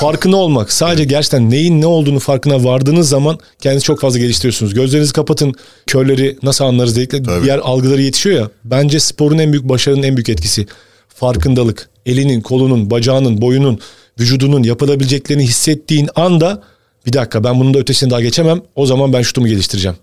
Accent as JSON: {"language": "Turkish", "region": "Bursa", "country": "Turkey", "tie": "born or raised there", "said": "ben Bursa'da doğdum"}